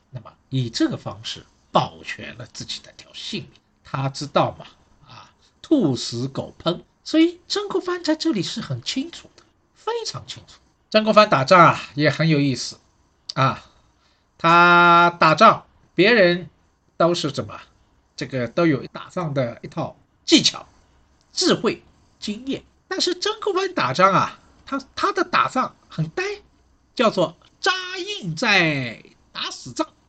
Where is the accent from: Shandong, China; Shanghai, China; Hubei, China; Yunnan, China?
Shanghai, China; 我是上海人